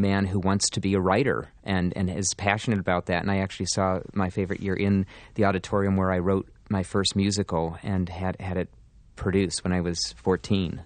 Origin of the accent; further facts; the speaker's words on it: Pittsburgh, Pennsylvania, United States; moved away; my hometown